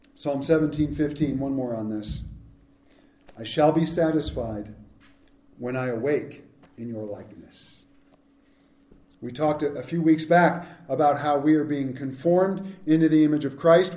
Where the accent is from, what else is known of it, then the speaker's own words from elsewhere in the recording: Southern California, United States; we grew up in Southern California